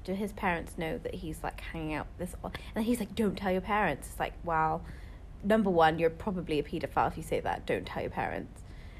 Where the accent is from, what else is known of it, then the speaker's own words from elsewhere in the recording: United Kingdom; I can't even do a British accent, and I am British.